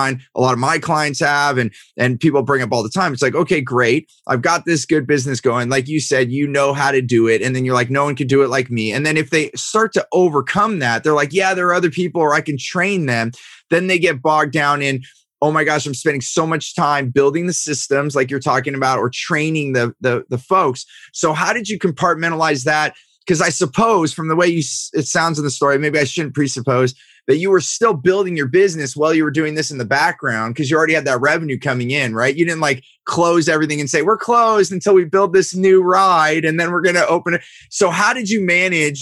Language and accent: English; Silicon Valley, California, United States; I grew up in Silicon Valley.